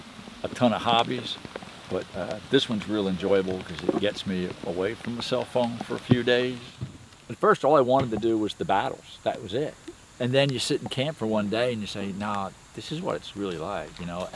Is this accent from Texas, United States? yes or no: no; Ocean City, New Jersey, United States; I'm from Ocean City, New Jersey.